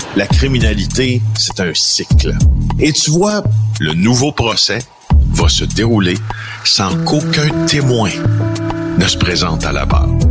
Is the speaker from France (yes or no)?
no; Témiscamingue, Quebec, Canada; dans mon patelin natal, des Témiscamingue